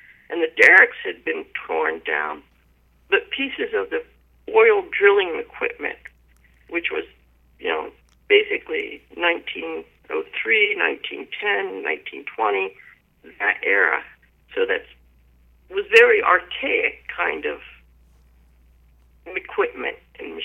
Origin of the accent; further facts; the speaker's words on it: Pittsburgh, Pennsylvania, United States; now in Big Island of Hawaii, United States; I grew up in an area that was very poor